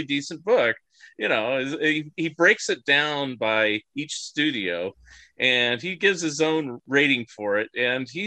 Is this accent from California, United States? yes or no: yes; the Bay Area, California, United States; now in Springfield, United States; I grew up in California in the Bay Area